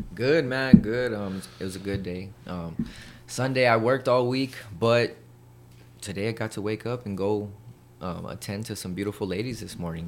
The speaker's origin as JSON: {"language": "English", "town": "El Paso", "region": "Texas", "country": "United States", "tie": "born or raised there", "also_born_or_lived": "Colorado", "said": "I'm born and raised in El Paso, Texas"}